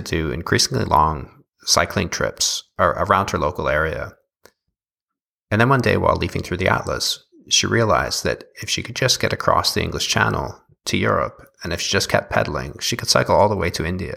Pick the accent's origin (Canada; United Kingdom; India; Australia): Canada; now in Berlin, Germany; I'm originally from Canada.